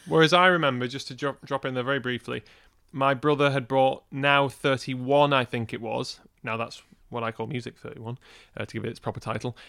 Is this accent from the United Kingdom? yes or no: yes; Wigan, North West England, United Kingdom; moved away; we're from Wigan originally. Now, the thing is, growing up in Wigan